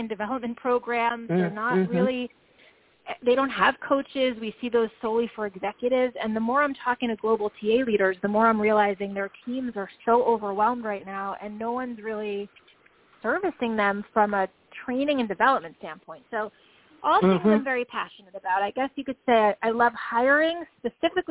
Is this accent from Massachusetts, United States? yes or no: no; New York, United States; I am a New Yorker